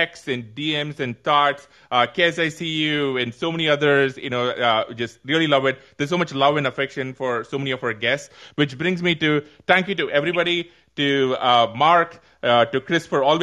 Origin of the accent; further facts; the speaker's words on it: India; I come from India